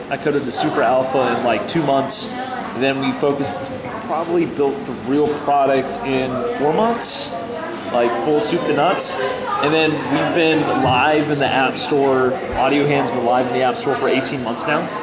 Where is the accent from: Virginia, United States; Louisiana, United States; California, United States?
Virginia, United States; Northern; moved away as an adult; also born or lived in Pittsburgh, Pennsylvania; now in Knoxville, United States; I grew up around Northern Virginia